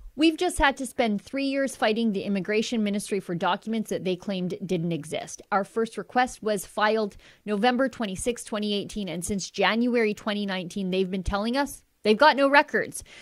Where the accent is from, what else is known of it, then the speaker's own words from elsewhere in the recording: Canada; I'm a Canadian